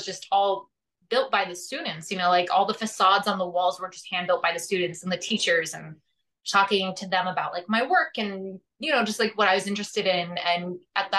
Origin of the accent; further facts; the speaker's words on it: Scranton, Pennsylvania, United States; moved away; also born or lived in Pittsburgh, Pennsylvania; I'm from Scranton